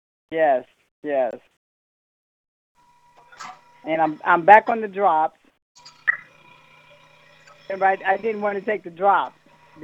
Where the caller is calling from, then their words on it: Ohio, United States; I'm calling from Ohio.